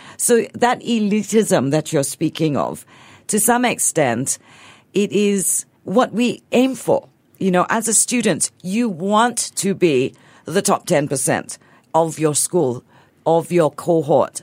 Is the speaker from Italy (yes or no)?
no; Singapore; being Singaporean